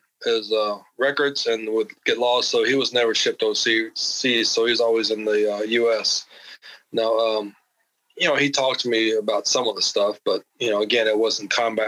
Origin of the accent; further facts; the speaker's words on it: Texas, United States; My dad kind of moved around, so I'm mostly in South Texas because of his job, but South Texas.